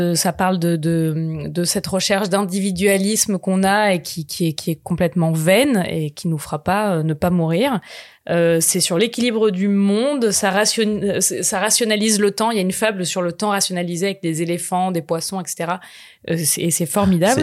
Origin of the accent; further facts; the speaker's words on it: Marseille, Provence-Alpes-Côte d'Azur, France; je suis marseillaise extrêmement chauvine